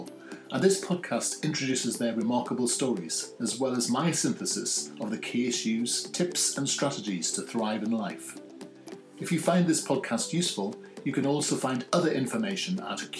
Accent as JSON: {"language": "English", "town": "Newcastle upon Tyne", "region": "North East England", "country": "United Kingdom", "accent": "posh Geordie", "said": "I'm what they call a posh Geordie over here"}